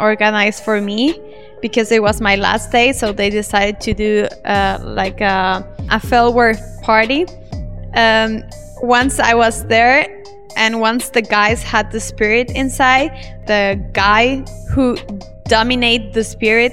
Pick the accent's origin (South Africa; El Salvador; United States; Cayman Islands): El Salvador; moved away as an adult; also born or lived in Germany; now in Yogyakarta, Indonesia; I'm from El Salvador, a small country in Central America. But I have been living in Germany the last 5 years, and now I live in Indonesia